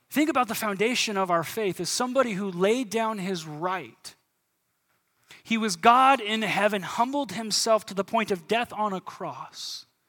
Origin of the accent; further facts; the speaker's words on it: United States; As American Christians